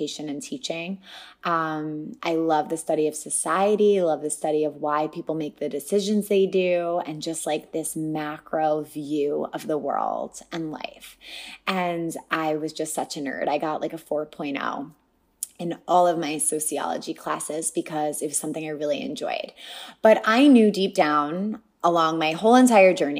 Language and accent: English; Franklin Square, New York, United States; I grew up on Long Island in a small town, Franklin Square, very close to family